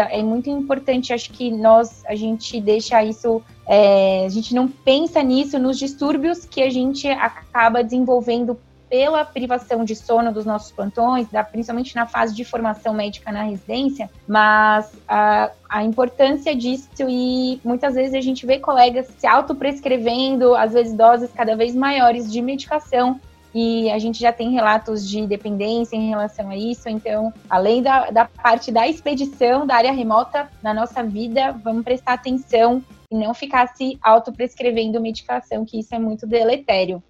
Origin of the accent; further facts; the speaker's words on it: Brazil; a gente é, brasileiro